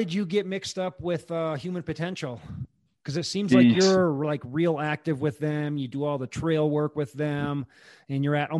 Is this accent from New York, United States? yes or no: no; Wisconsin, United States; now in Colorado, United States; I'm from Wisconsin